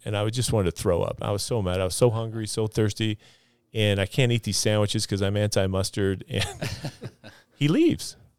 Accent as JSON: {"language": "English", "town": "Jerome", "region": "Idaho", "country": "United States", "tie": "born or raised there", "also_born_or_lived": "Texas", "said": "Jerome is, is, is a home to me, Jerome, Idaho, South Central Idaho. went to high school there, graduated from there."}